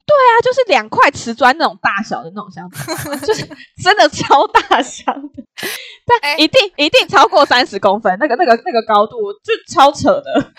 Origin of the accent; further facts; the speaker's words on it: Taiwan; accent: Taiwanese; 我们是台湾来的，因为我们口音就是不一样